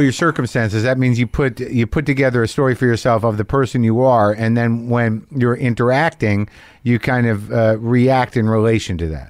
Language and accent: English; New Mexico, United States; my people are from Jersey. I grew up in New Mexico.